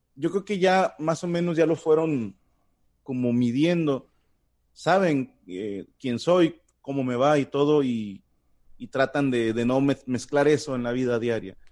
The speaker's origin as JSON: {"language": "Spanish", "country": "Mexico", "said": "en nombre de todo México, les digo, una, no hablamos como en las telenovelas"}